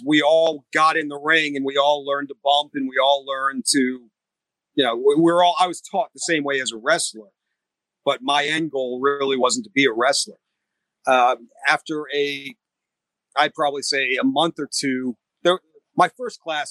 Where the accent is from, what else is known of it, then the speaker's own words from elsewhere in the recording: New England, Rhode Island, United States; I grew up in New England, Rhode Island